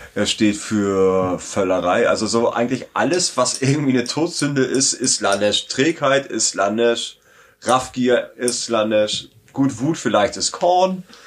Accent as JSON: {"language": "German", "region": "Southern Germany", "country": "Germany", "tie": "born or raised there", "said": "bin halt in Süddeutschland aufgewachsen"}